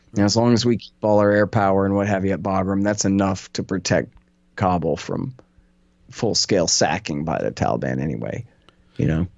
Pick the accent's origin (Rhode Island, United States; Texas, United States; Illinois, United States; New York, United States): Texas, United States; Austin; this is my hometown